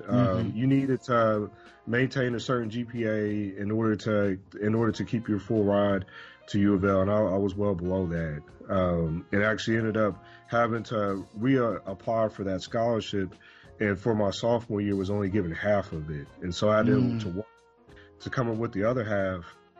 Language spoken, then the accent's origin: English; Louisville, Kentucky, United States; also born or lived in Midwest; So I say I'm from Louisville, Kentucky, because that's the place that I've lived the longest.